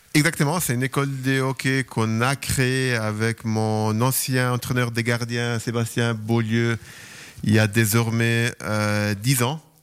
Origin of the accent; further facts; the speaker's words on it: Lugano, Ticino, Switzerland; moved away; also born or lived in Ambrì / Zurich; j'ai quand même grandi à Lugano